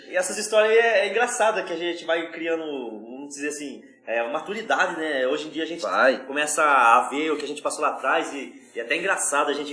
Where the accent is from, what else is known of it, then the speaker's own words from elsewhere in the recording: São Paulo, Brazil; accent: paulista; Sou de São Paulo